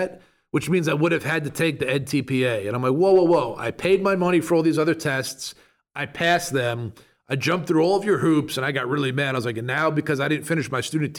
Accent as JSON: {"language": "English", "town": "Farmingville", "region": "New York", "country": "United States", "tie": "born or raised there", "moved": "as an adult", "lives_now": "Charlotte, United States", "said": "I was born and raised on Long Island"}